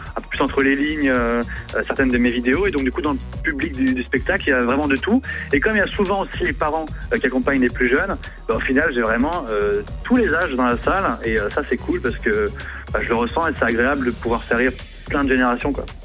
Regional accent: the North, Hauts-de-France, France; moved away; also born or lived in Brittany; j'ai grandi en province, hein, j'ai grandi dans le Nord, j'ai vécu un peu en Bretagne

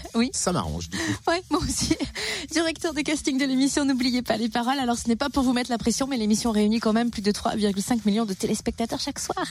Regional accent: Bourgogne-Franche-Comté, France; chez nous en Bourgogne-Franche-Comté

